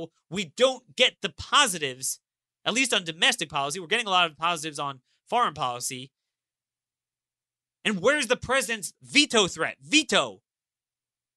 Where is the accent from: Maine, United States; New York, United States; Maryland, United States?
Maryland, United States; my home state of Maryland